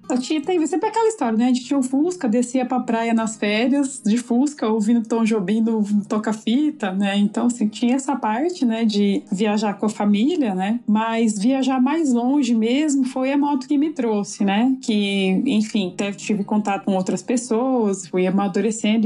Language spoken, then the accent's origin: Portuguese; Cosmópolis, São Paulo, Brazil; now in Brasília, Brazil; eu nasci em Cosmópolis, no interior de São Paulo, e atualmente moro em Brasília